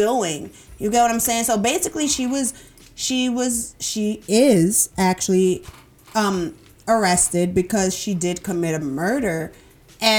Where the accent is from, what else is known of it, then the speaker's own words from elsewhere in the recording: New York City, New York, United States; accent: New York; I'm from Brooklyn